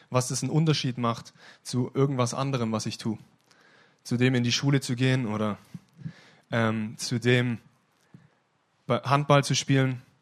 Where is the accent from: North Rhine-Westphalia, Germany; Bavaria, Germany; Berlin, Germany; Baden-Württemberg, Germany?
Baden-Württemberg, Germany; Ostfildern; also born or lived in Stuttgart; Ich bin in Ostfildern-Scharnhausen geboren, besser in Stuttgart geboren, aber in Ostfildern-Scharnhausen aufgewachsen.